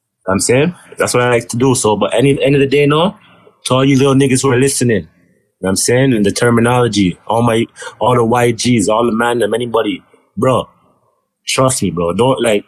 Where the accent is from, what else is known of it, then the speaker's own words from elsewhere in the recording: Toronto, Ontario, Canada; I'm from G-Way. That's it. Well, I'm from Kingston Road and Galloway.